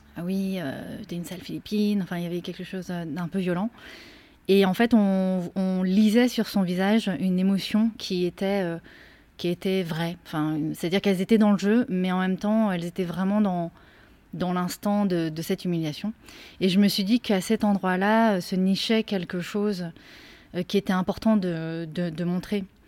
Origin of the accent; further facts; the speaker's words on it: France; also born or lived in Korea; puisque je viens de la Corée, mais en même temps, j'ai aussi grandi en France